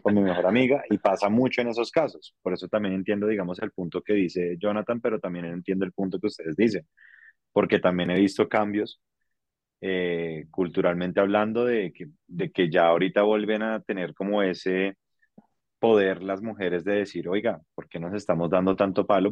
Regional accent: Colombia; donde estamos ubicados en Colombia

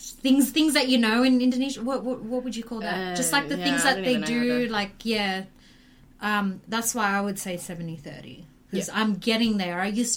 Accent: Australia; I'm more Aussie because cultural-wise, I grew up, was born and raised in Australia, I speak better English, I know more about Australian culture than I do Indonesian culture

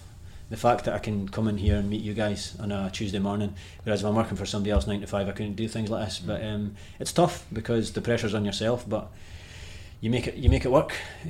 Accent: Aberdeen, Scotland, United Kingdom; I'm from Aberdeen

